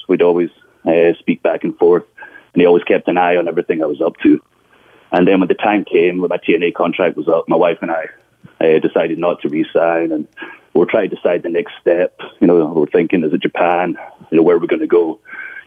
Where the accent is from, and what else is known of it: Scotland, United Kingdom; moved away as an adult; now in United States